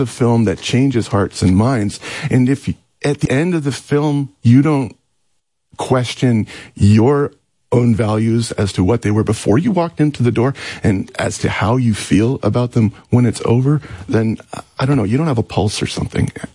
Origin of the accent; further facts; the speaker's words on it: Canada; moved away; also born or lived in Seattle / Los Angeles; I'm Canadian.